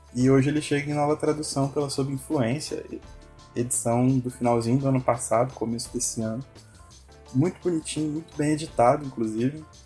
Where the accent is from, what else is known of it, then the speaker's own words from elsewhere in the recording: Paraty, Rio de Janeiro, Brazil; minha cidade, minha terrinha, Paraty